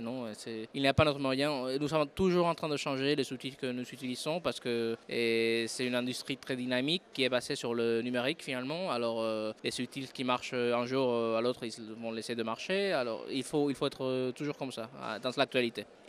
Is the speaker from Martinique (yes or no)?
no; Madrid, Community of Madrid, Spain; French is a second language; moved away; also born or lived in France; Je suis de Madrid, oui, je suis espagnol, mais j'ai vécu quelques temps en France, en fait. C'est pour ça que le français, c'est ma deuxième langue